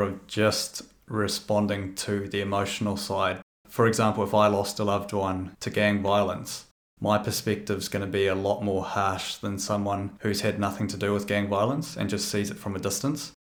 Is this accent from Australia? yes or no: no; South Africa; moved away; I was actually born in South Africa